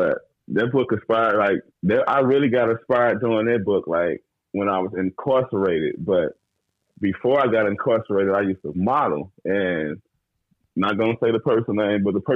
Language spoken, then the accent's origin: English; Brooklyn, Illinois, United States; now in Texas, United States; I'm originally from Brooklyn, Illinois